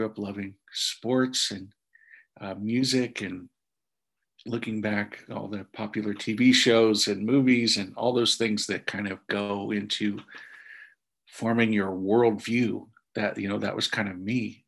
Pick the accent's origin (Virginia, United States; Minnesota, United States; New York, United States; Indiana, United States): Indiana, United States; growing up in Indiana in a Catholic home